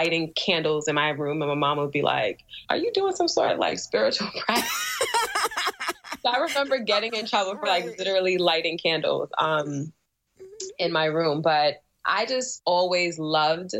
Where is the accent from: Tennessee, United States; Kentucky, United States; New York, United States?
New York, United States; New York City; also born or lived in Albany, New York